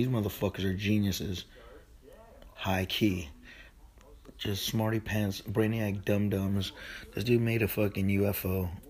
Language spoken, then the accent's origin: English; Philippines; I'm Filipino, man. Fucking give me a bowl of rice with that shit.